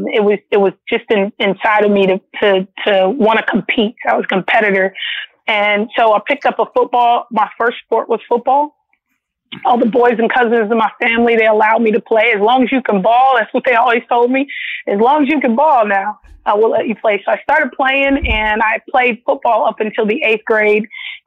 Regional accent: Los Angeles, California, United States; Yes, I am actually born and raised in Los Angeles, California, mm-hmm. but I'm born to a Southern queen and a Southern king.

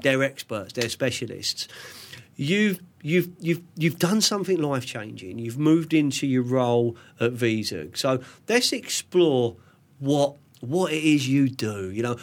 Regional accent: London, United Kingdom; born or raised there

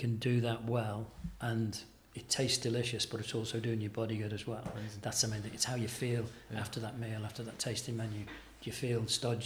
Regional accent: Merseyside, North West England, United Kingdom; moved away; I grew up in Merseyside

